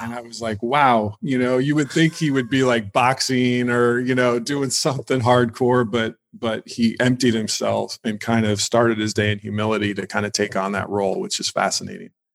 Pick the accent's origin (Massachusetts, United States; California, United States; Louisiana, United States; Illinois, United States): Illinois, United States; now in Los Angeles, United States; I was raised in Illinois, um, just in a small town